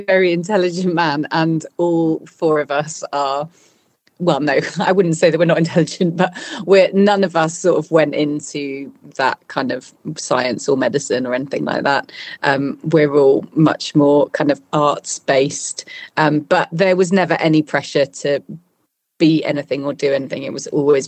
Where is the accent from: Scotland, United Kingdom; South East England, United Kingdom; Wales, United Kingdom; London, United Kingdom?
London, United Kingdom; also born or lived in Battersea; now in Bristol, United Kingdom; when I was five, we moved to London. So mainly I grew up in London